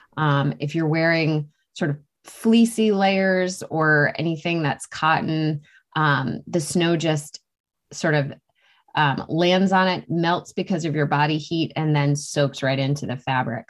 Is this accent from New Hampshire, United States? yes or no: yes; New Hampshire, United States; I grew up in New Hampshire